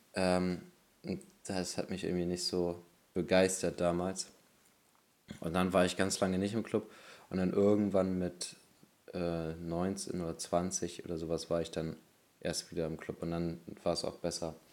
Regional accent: Bremen, Germany; bei uns in Bremen

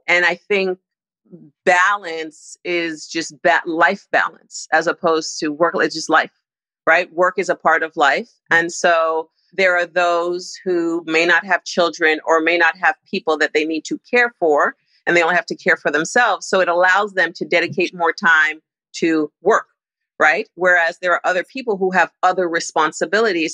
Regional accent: Toronto, Ontario, Canada; moved away as an adult; also born or lived in Nigeria / New York; now in Los Angeles, United States; I was born in Toronto, and after university, I moved from Toronto to New York.

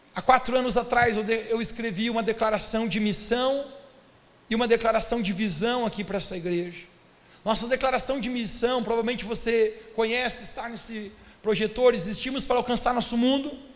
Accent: Brazil; Eu e vocês somos brasileiros

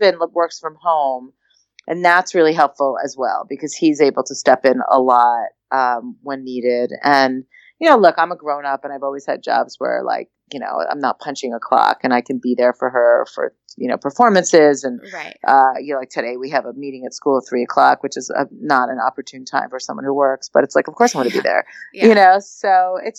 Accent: New York, United States; also born or lived in Philadelphia; now in Los Angeles, United States; We grew up in New York

